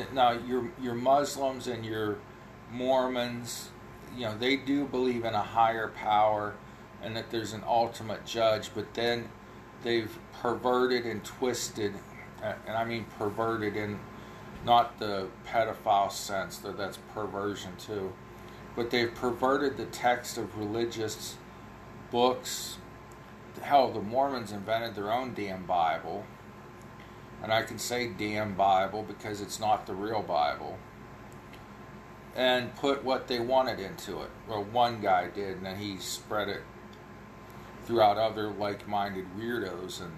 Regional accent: Ohio, United States; I know I talk funny, I'm from Ohio

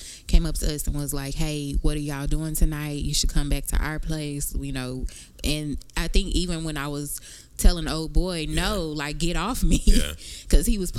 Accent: Texas, United States; we're from Texas

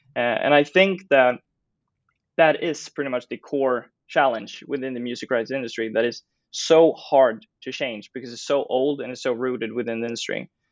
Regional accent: Stockholm, Stockholm County, Sweden; I grew up in Stockholm

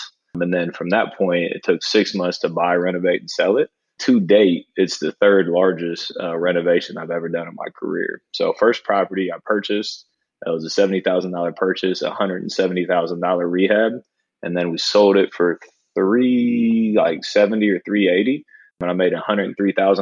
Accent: Columbus, Ohio, United States; born and raised in Columbus, Ohio

